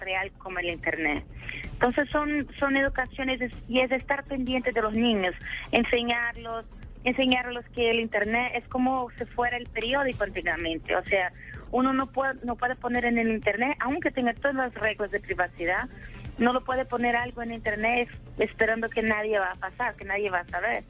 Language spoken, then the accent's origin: Spanish; Brazil; accent: portuñol; Spanish is a second language; Yo soy de Brasil